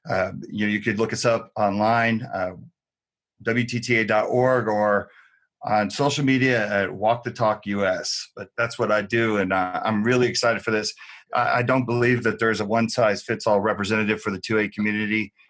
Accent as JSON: {"language": "English", "region": "New Jersey", "country": "United States", "tie": "born or raised there", "moved": "yes", "lives_now": "Las Vegas, United States", "said": "I'm out in Las Vegas. I grew up in New Jersey."}